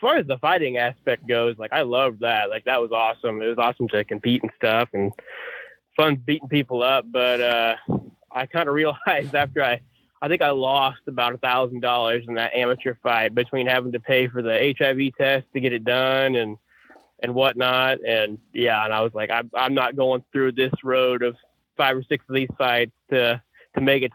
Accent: Perry, Oklahoma, United States; now in Missouri, United States; I grew up in Perry, Oklahoma, kind of well nationally known for their wrestling

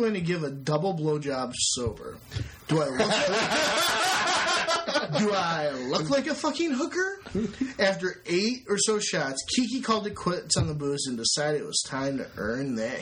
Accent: Maryland, United States; I lived on a nice street in a nice neighborhood in a nice suburb of Maryland

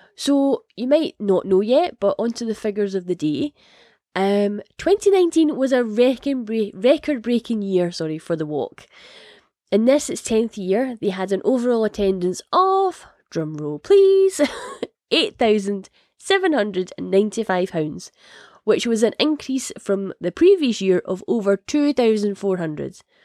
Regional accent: Scotland, United Kingdom; if it isn't obvious from the accent, I am Scottish.

